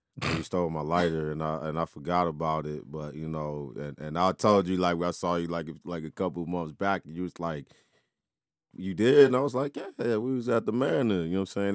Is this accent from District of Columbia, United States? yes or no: yes; Washington, District of Columbia, United States; inside my hometown